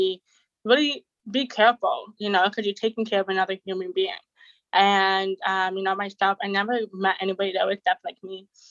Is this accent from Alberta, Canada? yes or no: no; Toronto, Ontario, Canada; also born or lived in Jamaica; I'm from Canada, Toronto, and I'm 23